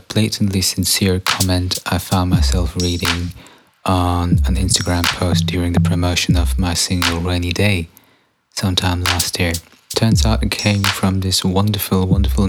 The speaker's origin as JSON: {"language": "English", "country": "Germany", "said": "I'm German"}